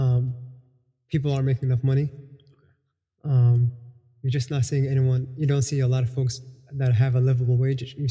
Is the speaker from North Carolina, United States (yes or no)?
no; Northern Virginia, United States; also born or lived in Washington, D.C.; When I was 3 years old, we moved to Virginia. So I was raised in Northern Virginia